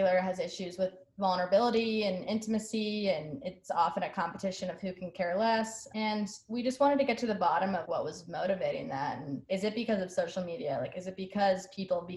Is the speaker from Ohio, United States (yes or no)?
no; Washington, District of Columbia, United States; I'm 24, and I'm from Washington, D.C.